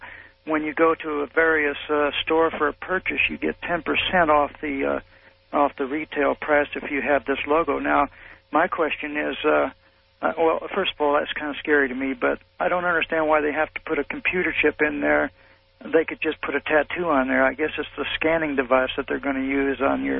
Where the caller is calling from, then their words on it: Phoenix, Oregon, United States; The flagship of Phoenix, Oregon.